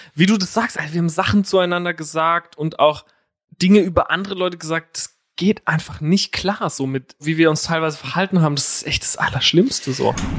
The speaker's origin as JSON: {"language": "German", "town": "Herxheim", "region": "Rhineland-Palatinate", "country": "Germany", "moved": "yes", "lives_now": "Berlin, Germany", "said": "Aus Herxheim"}